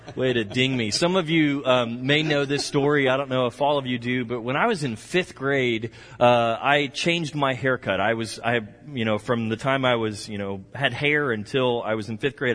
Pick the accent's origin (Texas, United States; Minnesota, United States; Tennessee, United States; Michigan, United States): Texas, United States; I'm from Texas